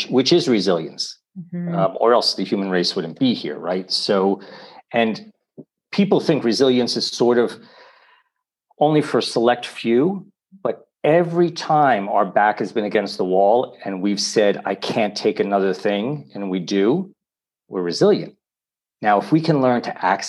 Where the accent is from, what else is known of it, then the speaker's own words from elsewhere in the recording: New York City, New York, United States; now in Italy; I was born in New York City